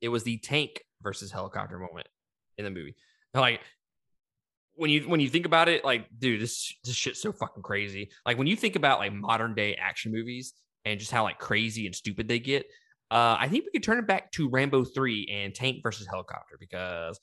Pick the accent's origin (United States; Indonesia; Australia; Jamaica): United States; Mississippi; I'm from Mississippi